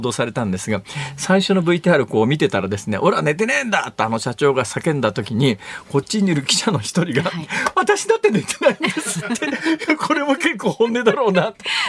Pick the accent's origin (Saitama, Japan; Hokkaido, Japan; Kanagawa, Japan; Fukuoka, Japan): Saitama, Japan; 北関東とか私があの子供の時育った埼玉県とかのあたりは結構土着の人たくさんいましたけどね